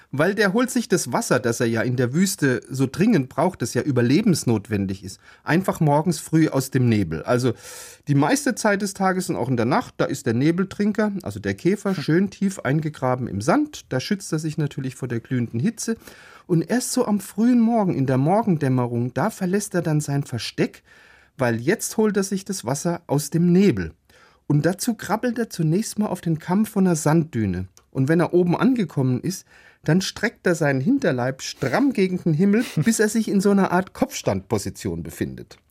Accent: Karlsruhe, Baden-Württemberg, Germany; aus meiner Heimatstadt, aus Karlsruhe

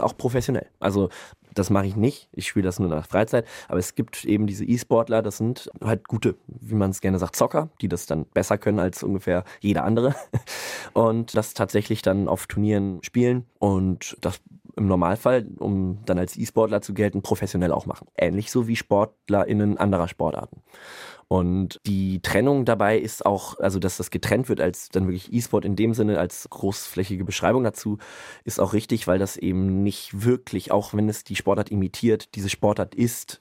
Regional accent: Münster, North Rhine-Westphalia, Germany; moved away as an adult; now in Bremen, Germany; ich bin aufgewachsen in Münster und halte mich da auch immer noch relativ viel auf

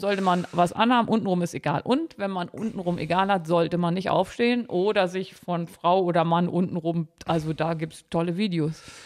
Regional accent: Harz, Lower Saxony, Germany; ich komme ja aus Niedersachsen gebürtig

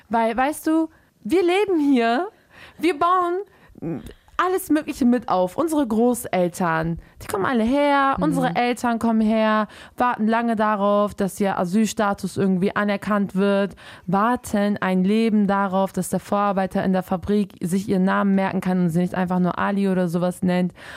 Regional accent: Germany; im Endeffekt sind wir als Muslime in Deutschland aufgewachsen

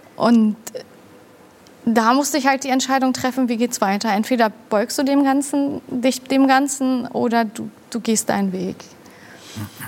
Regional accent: Hamburg, Germany; Ich bin in Hamburg geboren und aufgewachsen, direkt auch in St. Pauli

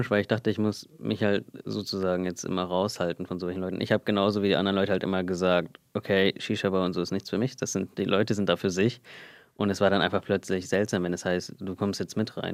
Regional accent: India; Und ich meinte halt, nein, ich bin Inder.

